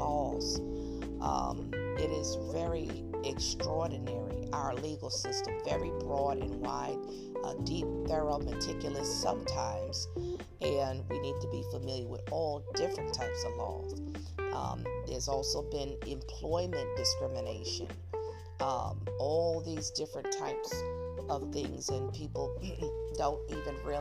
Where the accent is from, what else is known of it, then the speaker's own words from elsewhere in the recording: Newark, New Jersey, United States; also born or lived in Virginia; now in Plano, United States; I'm a native of Newark, New Jersey, born out of Jersey City, however, but I was raised in Newark, shipped over to Virginia